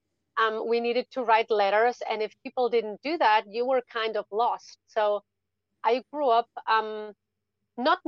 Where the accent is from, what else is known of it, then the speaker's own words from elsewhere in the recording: Spain; English is a second language; also born or lived in Germany; I was born in Germany. My family is actually German, But when I was three, my mom moved with me to Spain. So I spent most of my life in Spain, actually